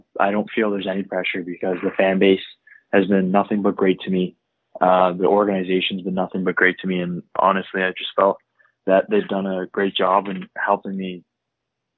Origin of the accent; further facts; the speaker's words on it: Toronto, Ontario, Canada; I grew up in Toronto, Ontario, specifically the North York area